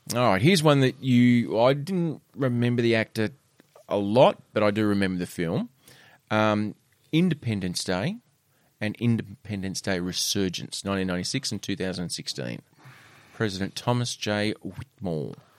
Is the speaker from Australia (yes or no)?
yes; Australia; this is the Australian in me. This is the true, as a Aussie as I get